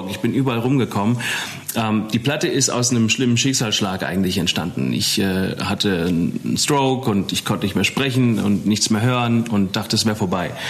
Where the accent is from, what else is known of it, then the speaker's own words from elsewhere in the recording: Eppstein, Hesse, Germany; ja, von Wiesbaden oder von Epstein. Ich komme ursprünglich aus Epstein